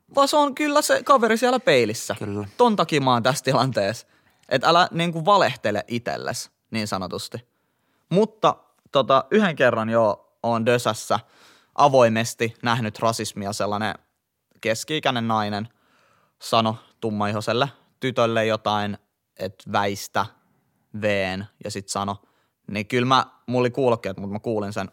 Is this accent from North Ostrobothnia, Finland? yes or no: no; Helsinki, Uusimaa, Finland; mä oon kasvanut ja syntynyt Kontulassa, Itä-Helsingissä